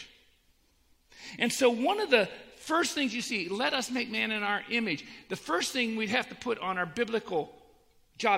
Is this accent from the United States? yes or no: yes; Annapolis, Maryland, United States; I grew up in Annapolis, Maryland. Well, I moved there when I was 10